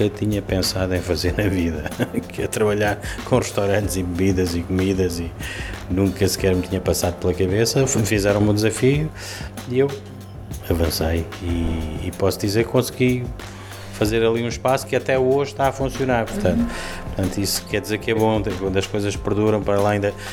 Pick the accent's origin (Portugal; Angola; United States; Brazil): Portugal; Lisbon; mas sempre vivi aqui no centro de Lisboa e, e, e é com isto que me identifico, é com esta zona da cidade